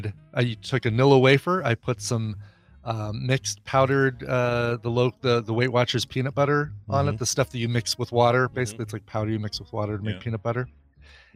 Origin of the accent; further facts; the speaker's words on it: Denver area, Colorado, United States; having lived in Colorado all my life and in the Denver area